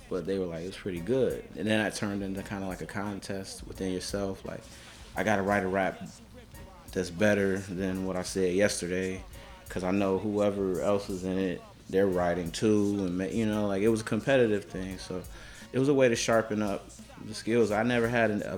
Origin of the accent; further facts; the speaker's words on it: Chicago, Illinois, United States; I'm from South Shore